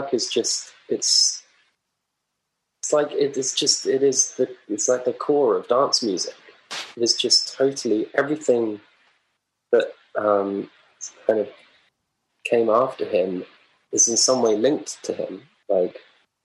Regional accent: Lewes, South East England, United Kingdom; also born or lived in Brighton; I call Brighton my hometown-ish. I'm from Lewes, really, just up the road.

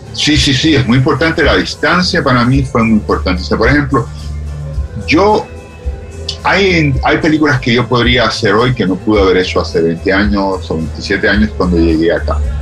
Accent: Cuba; moved away as an adult; los cubanos tenemos esa expresión

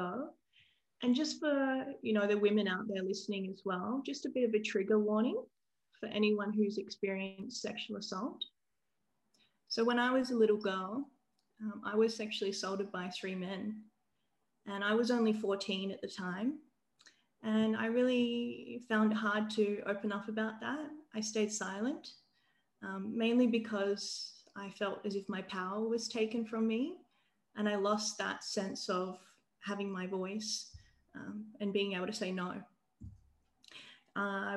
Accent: Adelaide, South Australia, Australia; moved away as an adult; now in Sydney, Australia; I'm from Adelaide, and I grew up there

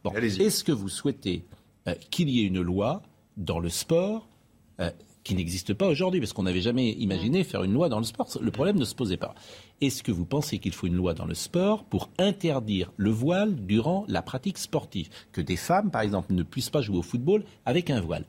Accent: France; Je suis français, euh, musulman.

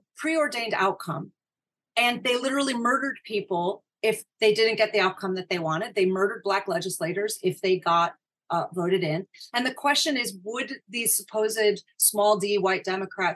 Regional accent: United States; I've taken that prerogative as an American

